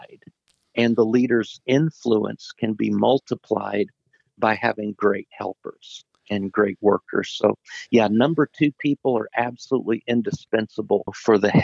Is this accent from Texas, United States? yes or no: no; Indiana, United States; I grew up in Indiana playing basketball